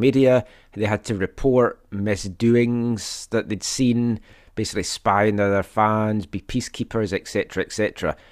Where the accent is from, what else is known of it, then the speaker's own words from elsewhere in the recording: Scotland, United Kingdom; I am Scottish.